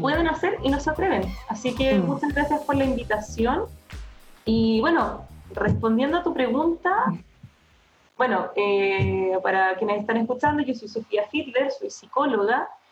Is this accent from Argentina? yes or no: no; Chile; estábamos bastante atrasados como chilenos